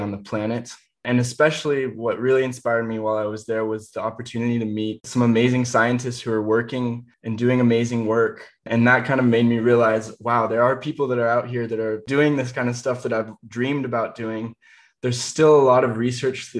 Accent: Indiana, United States; the woods where I grew up in Indiana

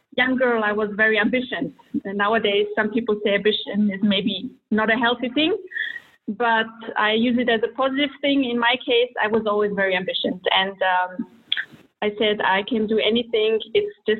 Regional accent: Vienna, Austria; moved away as an adult; also born or lived in Croatia / Germany / United States / Russia; now in Switzerland; I was born in Croatia to a Serbian mother and a Croatian father, and when I was 1 year old, they moved to Vienna, to Austria, where I grew up and graduated high school.

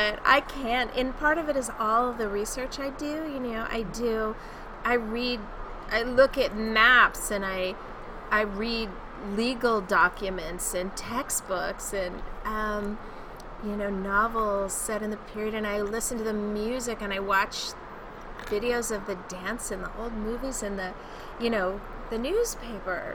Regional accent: Southern California, United States; moved away as an adult; also born or lived in Los Angeles; now in Denver, United States; I was born and raised in Southern California

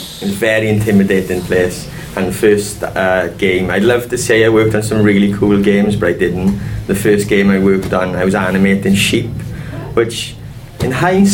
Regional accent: Bristol, South West England, United Kingdom; now in Wales, United Kingdom; As you can tell from my accent, I'm Bristol born and raised.

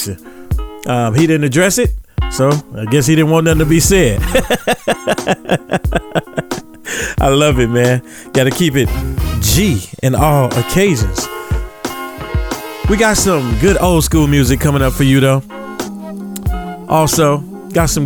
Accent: the South, United States; now in Los Angeles, United States; I'm from the South

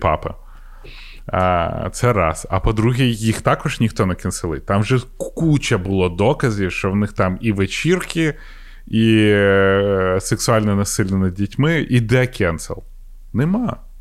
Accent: Ukraine

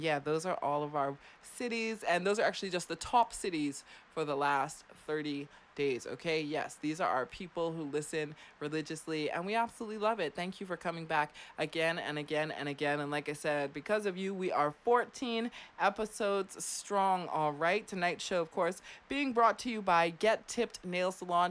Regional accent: Clearwater, Florida, United States; also born or lived in Germany; I grew up in Clearwater, Florida

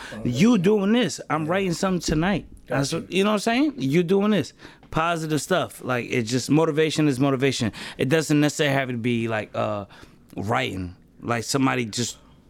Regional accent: New York City, New York, United States; I'm from Ralph, between Chauncey and Marion.

